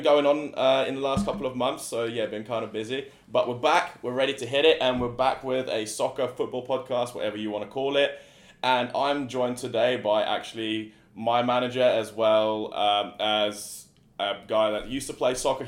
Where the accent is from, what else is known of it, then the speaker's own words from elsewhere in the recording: England, United Kingdom; moved away; growing up in England